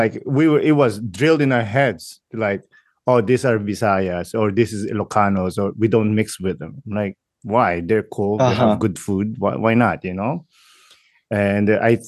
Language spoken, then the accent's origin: English; Montreal, Quebec, Canada; I'm from Montreal.